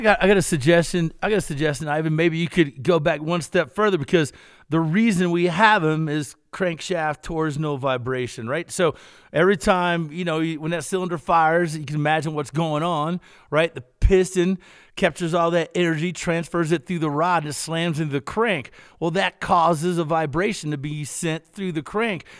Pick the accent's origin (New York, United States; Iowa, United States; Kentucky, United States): Kentucky, United States; I'm from Kentucky